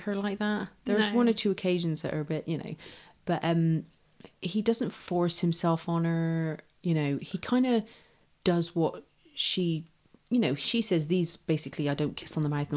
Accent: Ireland; when I was growing up in Ireland

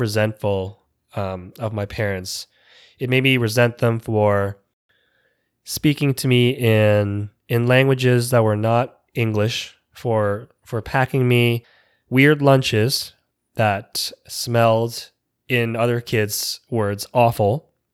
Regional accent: Toronto, Ontario, Canada; moved away as an adult; also born or lived in Vietnam / Jeju Island, South Korea; now in United States; I grew up in West Toronto

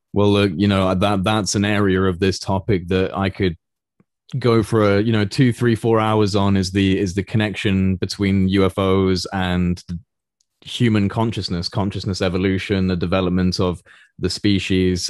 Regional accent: United Kingdom; speaking as a, as a British, uh, citizen

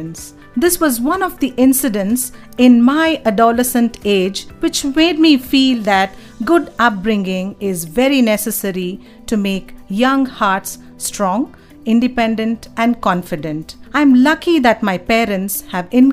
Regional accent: Bangalore, Karnataka, India; I was born and raised in Bangalore

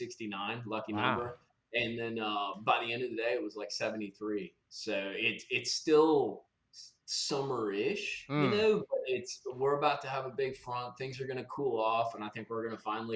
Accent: Wisconsin, United States; moved away; So I grew up in Wisconsin.

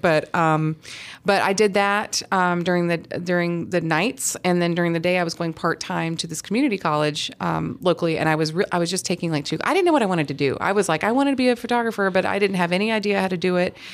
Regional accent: Huntsville, Alabama, United States; I grew up in Huntsville, Alabama

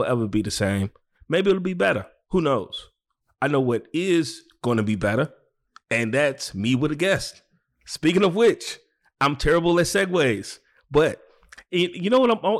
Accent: Chicago, Illinois, United States; also born or lived in Brooklyn, New York; New York wasn't for me as a Chicagoan

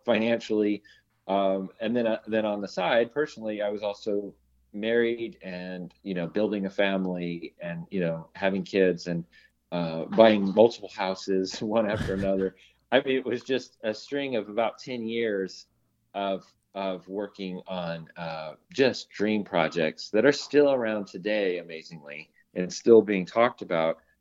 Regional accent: Long Beach, California, United States; I grew up in Long Beach, California

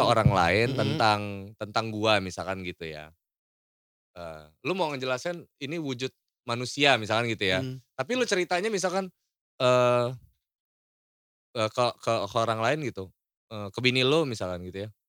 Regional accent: Lampung, Indonesia; yang bergerak di bidang karya di daerah gue

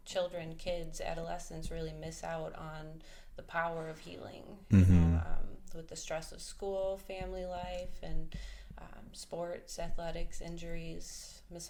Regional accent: Burlington, Wisconsin, United States; also born or lived in Indiana; I was born in Indiana, but we moved up here in second grade, and pretty much spent my childhood in Burlington, southeastern Wisconsin.

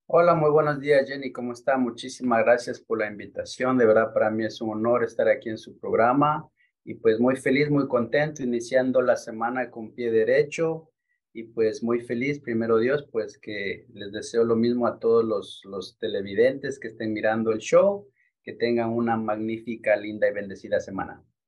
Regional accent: Quito, Pichincha, Ecuador; moved away as an adult; now in Newark, United States; yo nací en Quito, Ecuador. Nací y crecí en Quito, Ecuador hasta la edad de tres años.

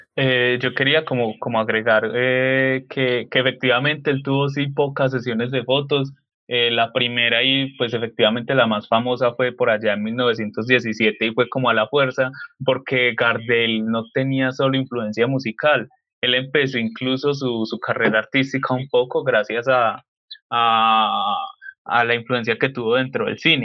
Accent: Colombia; nosotros eh, como colombianos

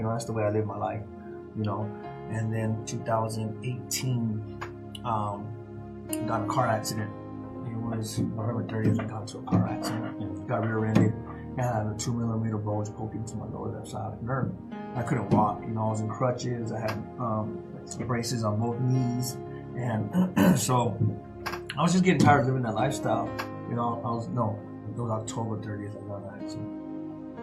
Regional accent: Tucson, Arizona, United States; I was born and raised in Tucson, Arizona

